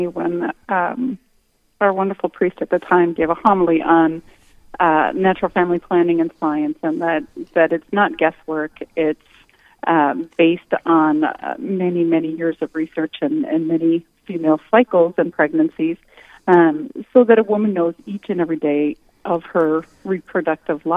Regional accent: Winona, Minnesota, United States; now in New Ulm, United States; I grew up in Winona.

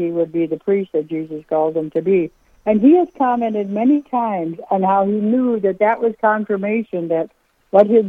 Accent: Dubuque, Iowa, United States; moved away as an adult; now in Minnesota, United States; my husband and I grew up in Dubuque, Iowa

